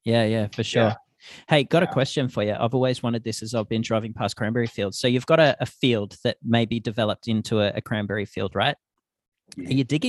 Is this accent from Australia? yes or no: yes; Australia; Because the bog has a totally different terminology back in Australia.